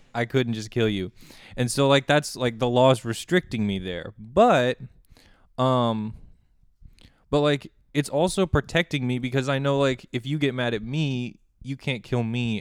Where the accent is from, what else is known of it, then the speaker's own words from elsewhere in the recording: Colorado, United States; moved away as an adult; also born or lived in Kansas; now in Manhattan, Kansas, United States; I'm originally from Colorado, but I'm studying here at K-State